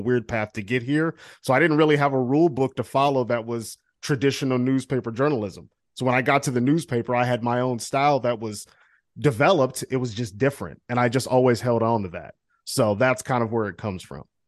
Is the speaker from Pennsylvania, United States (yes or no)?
no; Cleveland, Ohio, United States; moved away; I'm from Cleveland